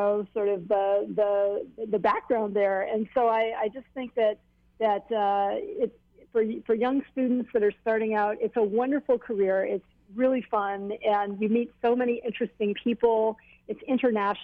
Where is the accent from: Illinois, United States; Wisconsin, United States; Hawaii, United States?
Hawaii, United States; Hilo; I grew up in Hilo